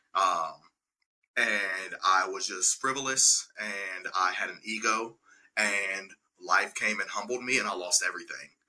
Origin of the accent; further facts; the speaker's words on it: Birmingham, Alabama, United States; moved away as an adult; now in Nashville, United States; born and raised in Birmingham, Alabama